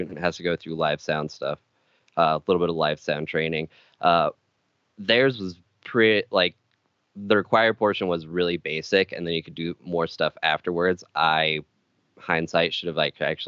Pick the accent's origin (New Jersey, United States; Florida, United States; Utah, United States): Utah, United States; Jensen; moved away as an adult; also born or lived in Arizona; I grew up in a very small town called Jensen, Utah